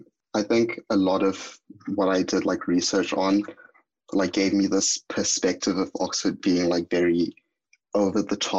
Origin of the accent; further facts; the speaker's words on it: Zimbabwe; moved away; I'm from Zimbabwe.